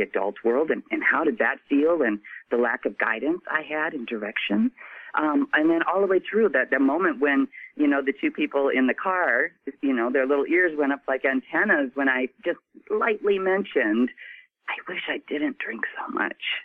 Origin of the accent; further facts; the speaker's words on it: Midwest, United States; I was born and raised in the Midwest